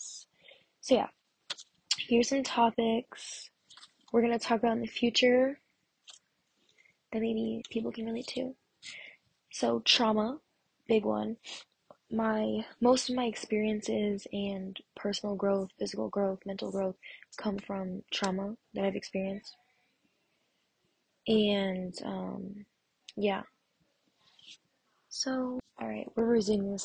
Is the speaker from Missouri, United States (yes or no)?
no; Massachusetts, United States; I'm from Massachusetts, and it's, if you don't know what that is, it's like near the Cape